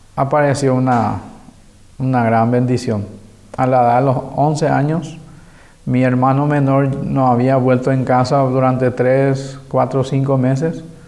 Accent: Asunción, Paraguay; Crecí en Asunción

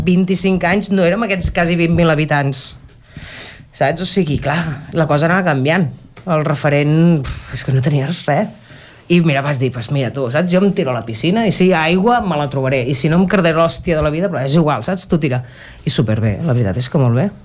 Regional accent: Cardedeu, Catalonia, Spain; Jo he viscut he crescut a Cardedeu tota la vida.

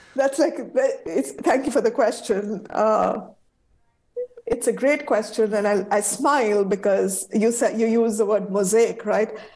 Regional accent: India; now in United States; my home country, India

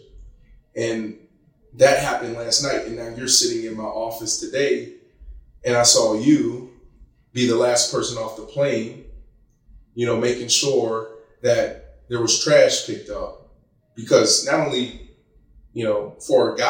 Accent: Pittsburgh, Pennsylvania, United States; I was born in Pittsburgh, Pennsylvania. Grew up in a town, East Liberty

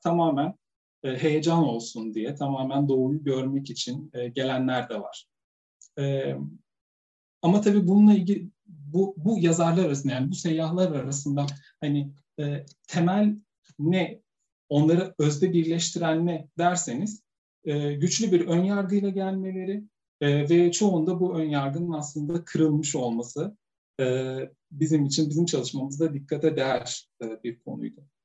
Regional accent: Sivas Province, Turkey; benim çocukluğum da Sivas'ta geçti. Ben Sivaslıyım.

